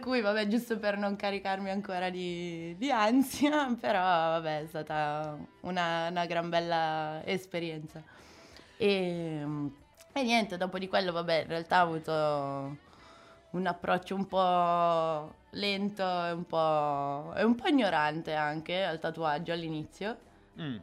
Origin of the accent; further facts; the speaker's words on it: Rho, Lombardy, Italy; also born or lived in Sicily; vengo da Ro, dalla periferia milanese